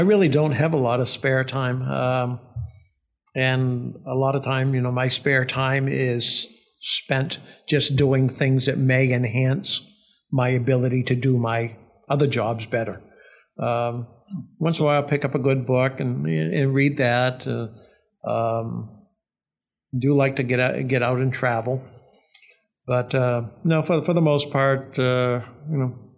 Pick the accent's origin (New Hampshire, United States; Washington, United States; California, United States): New Hampshire, United States; Milford; also born or lived in Needham, Massachusetts / Wilton; we moved to Milford when I was in third grade. lived in Wilton uh, uh, for a year or two prior to that.